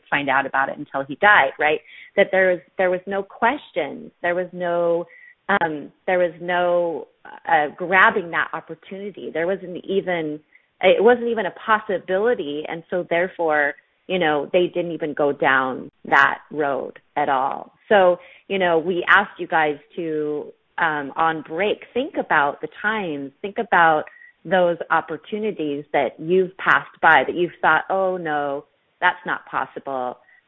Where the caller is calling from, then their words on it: Australia; and we are live from Australia.